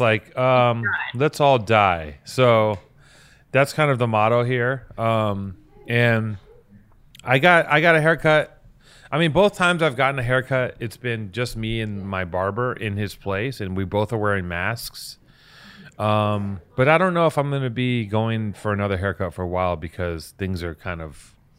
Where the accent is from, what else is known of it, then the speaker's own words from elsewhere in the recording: United States; as an American